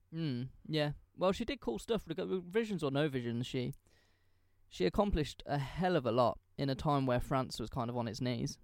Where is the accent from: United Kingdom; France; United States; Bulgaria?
United Kingdom; England; I'm English